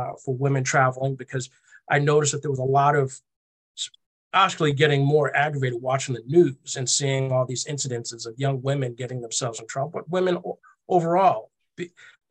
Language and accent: English; Boston, Massachusetts, United States; I'm from Boston, born and raised.